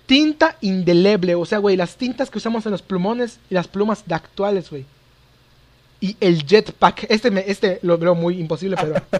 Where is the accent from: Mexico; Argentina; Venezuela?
Mexico; soy mexicano